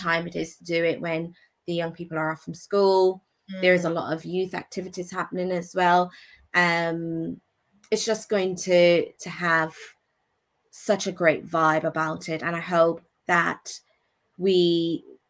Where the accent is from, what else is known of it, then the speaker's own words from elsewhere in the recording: Anguilla; moved away; I can give back to my home country.